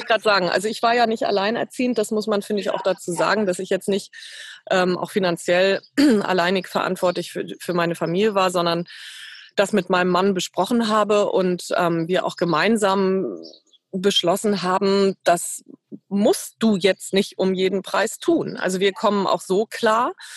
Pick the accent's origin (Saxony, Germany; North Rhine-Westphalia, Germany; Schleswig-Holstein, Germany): Schleswig-Holstein, Germany; Ahrensburg; moved away as an adult; also born or lived in Eutin; now in Hamburg, Germany; ich bin geboren in Eutin in Schleswig-Holstein, aufgewachsen in Ahrensburg, auch äh, im südlichen Schleswig-Holstein, nördlich von Hamburg